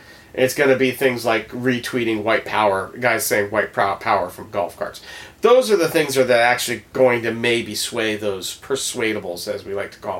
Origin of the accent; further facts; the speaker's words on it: Miami, Florida, United States; we're from Miami.